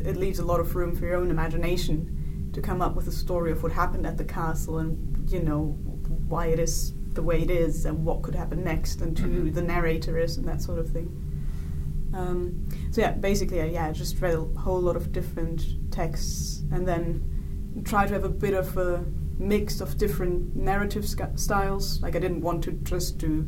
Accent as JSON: {"language": "English", "region": "northern Bavaria", "country": "Germany", "tie": "born or raised there", "moved": "yes", "said": "In Germany, little village near in the north of Bavaria."}